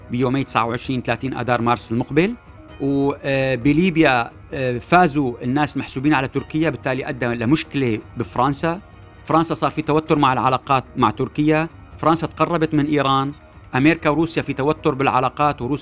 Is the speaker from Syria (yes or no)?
yes; Syria; نحن بنديره حالنا بحالنا كسوريين